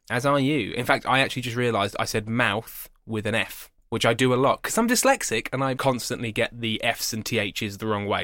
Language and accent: English; England, United Kingdom; I'm English